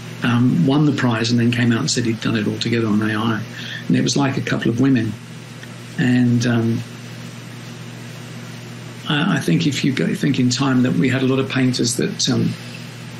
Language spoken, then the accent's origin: English; London, United Kingdom; as a Londoner